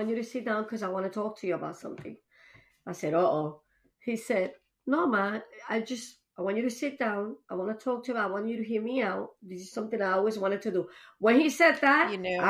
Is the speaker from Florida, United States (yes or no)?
no; Long Island, New York, United States; now in Massachusetts, United States; I'm from Long Island